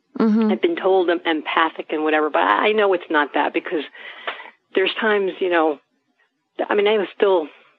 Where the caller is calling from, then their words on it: New York, United States; I am from New York, near the Westchester area